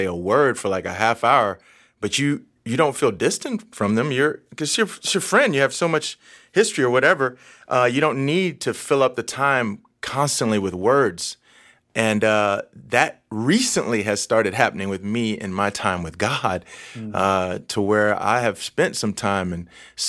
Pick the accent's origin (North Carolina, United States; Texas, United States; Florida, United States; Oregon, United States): Texas, United States; Yes, I am 50. I grew up in Texas, and I grew up raised by a single mom.